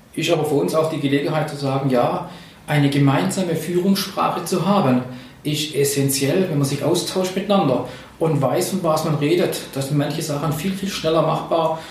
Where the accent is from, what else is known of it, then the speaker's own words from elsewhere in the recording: Swabia, Germany; ich bin Schwabe